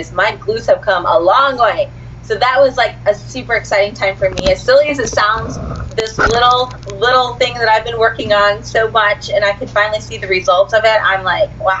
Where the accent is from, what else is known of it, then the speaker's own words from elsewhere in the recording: Akron, Ohio, United States; moved away as an adult; now in Los Angeles, United States; So I grew up in Ohio. Akron, Ohio was my hometown, and I stayed there till I was about 2 years ago